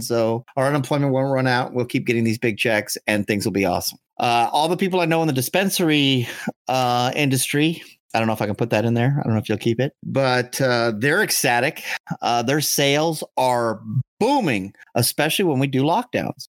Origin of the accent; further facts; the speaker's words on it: Southern California, United States; the southern parts of California are known for the lunatics